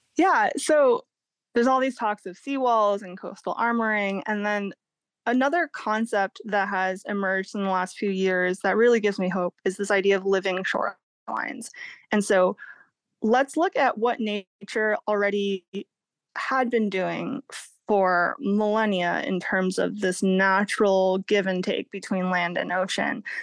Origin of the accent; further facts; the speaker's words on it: Massachusetts, United States; now in California, United States; I grew up in Massachusetts, kind of the private beaches of New England.